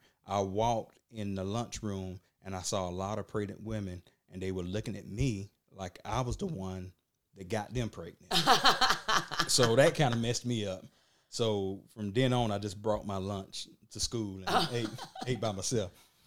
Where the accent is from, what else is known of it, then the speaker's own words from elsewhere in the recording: Georgia, United States; Okay. Well, I'm from Burke County.